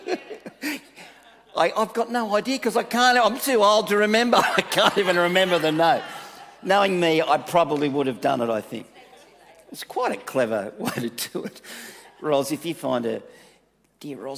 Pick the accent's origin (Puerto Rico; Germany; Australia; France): Australia; Manly, New South Wales; I came from Manly